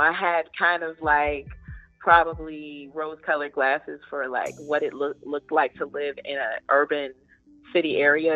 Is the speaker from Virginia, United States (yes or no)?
yes; Southeast Virginia, United States; born or raised there; moved away; also born or lived in Durham, North Carolina